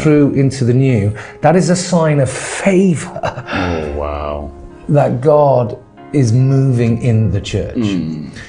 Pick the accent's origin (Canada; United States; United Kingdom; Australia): United Kingdom; England; moved away as an adult; also born or lived in Ghana; I'm originally from England